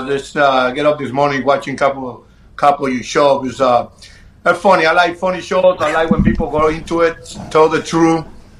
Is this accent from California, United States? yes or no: no; Chicago, Illinois, United States; Well, remember, I grew up in Chicago. I grew up playing Chicago.